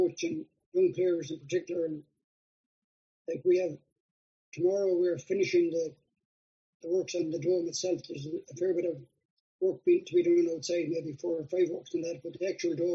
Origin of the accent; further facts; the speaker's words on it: Mayo, Connacht, Ireland; I'm from Mayo.